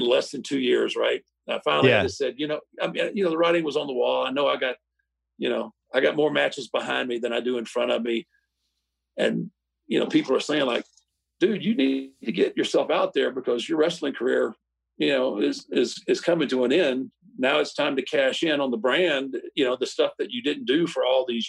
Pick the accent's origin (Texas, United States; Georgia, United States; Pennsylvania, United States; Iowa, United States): Texas, United States; Houston; I grew up in Houston, used to go to the Sam Houston Coliseum and watch it there.